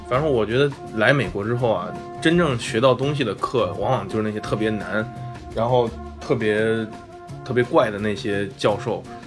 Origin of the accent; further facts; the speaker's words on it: Henan, China; moved away as an adult; now in United States; 我来自河南